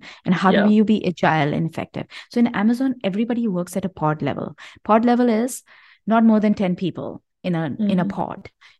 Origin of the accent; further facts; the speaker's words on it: India; I mean, I come from India, and I know democracy doesn't work in India.